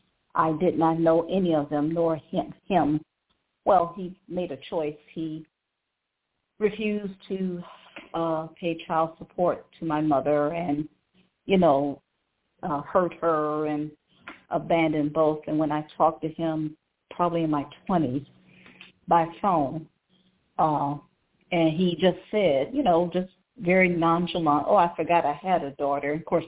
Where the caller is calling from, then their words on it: Cleveland, Ohio, United States; I'm calling from Cleveland, Ohio.